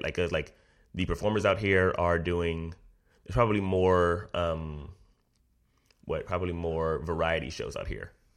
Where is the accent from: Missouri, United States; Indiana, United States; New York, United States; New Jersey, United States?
Missouri, United States; St. Louis; moved away; also born or lived in Chicago; Originally Saint Louis, Missouri